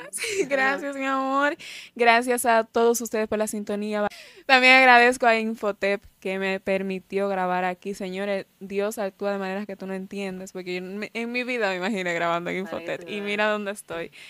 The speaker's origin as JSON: {"language": "Spanish", "region": "Cibao", "country": "Dominican Republic", "said": "yo que vine del Cibao para"}